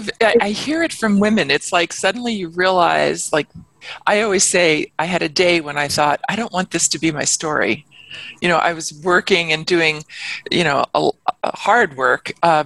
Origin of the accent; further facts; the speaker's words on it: New York, United States; inner city, I grew up in the Bronx in New York